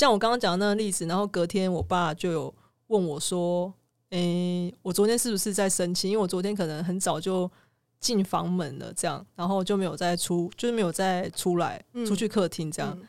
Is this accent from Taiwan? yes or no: yes; southern Taiwan, Taiwan; 但我也是南部人呢